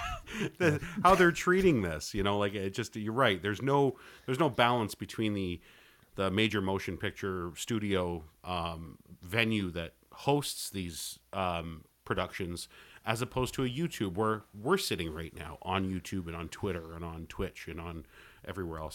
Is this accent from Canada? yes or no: yes; Canada; I'm Canadian